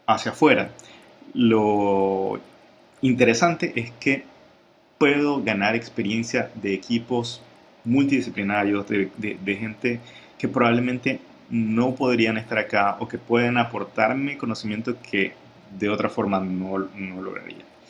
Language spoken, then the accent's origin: Spanish; Ecuador; la experiencia de, Ecuador, que es de donde yo soy